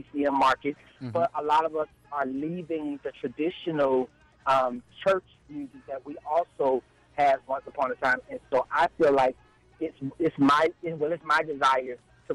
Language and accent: English; Orlando, Florida, United States; I'm an artist from Orlando, Florida.